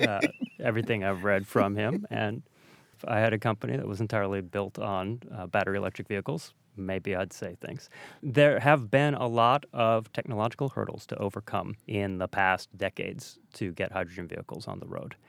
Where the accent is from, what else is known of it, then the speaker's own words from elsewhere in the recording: Detroit, Michigan, United States; I grew up in Detroit